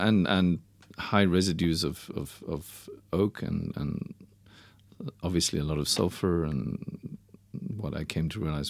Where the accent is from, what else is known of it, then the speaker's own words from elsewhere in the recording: South Africa; born there; So I was born in 69. And my parents went back probably about 4 months before I was born. So I was born in South Africa.